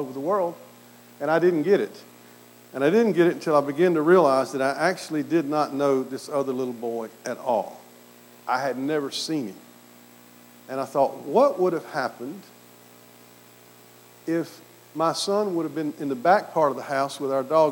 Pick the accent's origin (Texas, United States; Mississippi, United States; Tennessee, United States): Mississippi, United States; accent: southern; also born or lived in Aberdeen, Scotland; I grew up in Mississippi, a very, very conservative Presbyterian background.